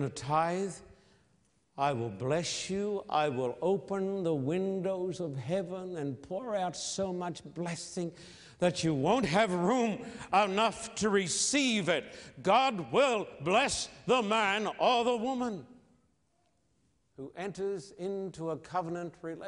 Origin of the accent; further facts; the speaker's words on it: Sydney, New South Wales, Australia; my hometown of Sydney